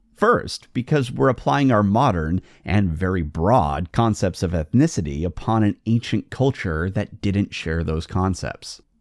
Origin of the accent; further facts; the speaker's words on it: United Kingdom; now in Portland, United States; I'm not a U S citizen, I'm actually a British citizen